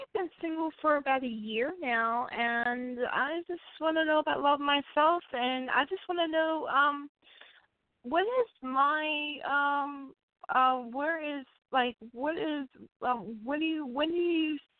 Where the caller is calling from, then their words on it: Hinton, West Virginia, United States; I'm calling from Hinton, West Virginia.